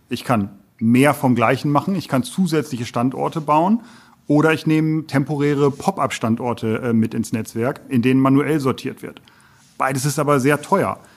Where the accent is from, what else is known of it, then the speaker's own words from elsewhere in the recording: North Rhine-Westphalia, Germany; für mich als Westfale, äh, ja